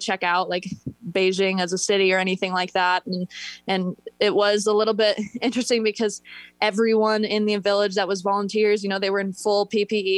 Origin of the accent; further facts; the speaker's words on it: Northern Michigan, United States; growing up in Northern Michigan